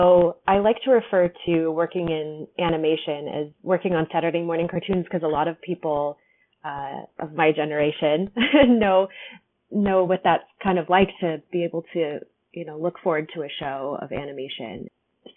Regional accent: California, United States; I'm from California

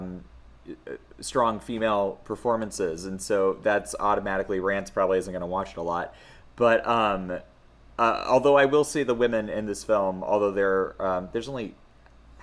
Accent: United States; I'm the American looking into this situation that is culturally different than what I'm used

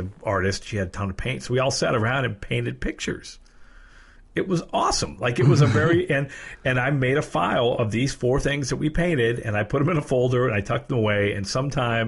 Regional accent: Erie, Pennsylvania, United States; moved away as an adult; also born or lived in Cary, North Carolina; we're from Erie

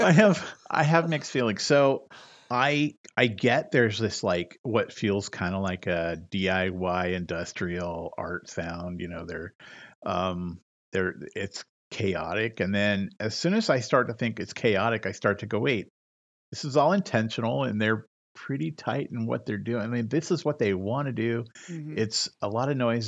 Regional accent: Modesto, California, United States; my hometown of Modesto, mm. California

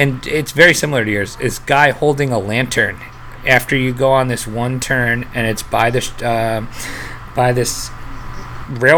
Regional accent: New Jersey, United States; I grew up in New Jersey

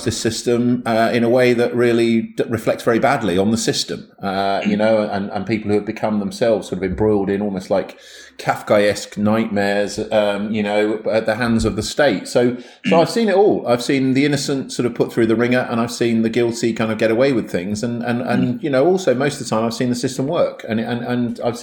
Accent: Milton Keynes, South East England, United Kingdom; I grew up in Milton Keynes

